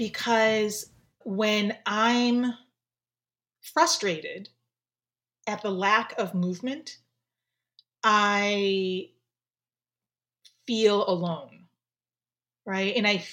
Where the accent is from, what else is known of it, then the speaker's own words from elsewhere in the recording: Japan; So I, okay, so first, obviously with my name, you could tell I'm Japanese. I am from Japan.